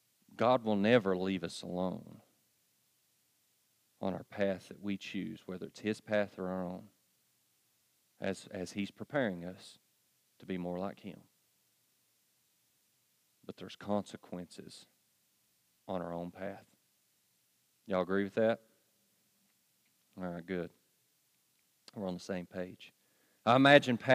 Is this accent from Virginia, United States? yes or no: yes; Pound, Virginia, United States; I really am from Pound